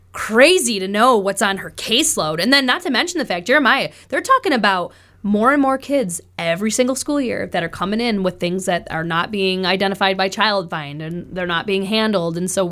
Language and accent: English; New York, United States; But I'm telling you, man, I'm coming from New York, and I know how much money the New York State Lottery gave back.